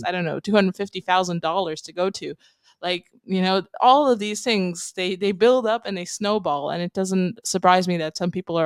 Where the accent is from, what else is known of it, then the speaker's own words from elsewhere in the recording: Romania; moved away as an adult; also born or lived in London, United Kingdom; I come from Romania. I lived in Eastern Europe most of my life.